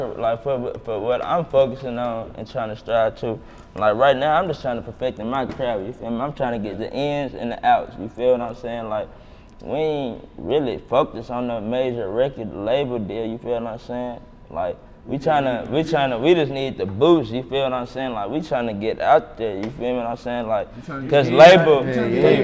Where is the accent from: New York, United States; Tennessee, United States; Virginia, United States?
Tennessee, United States; Murfreesboro; I'm from Murphy, bro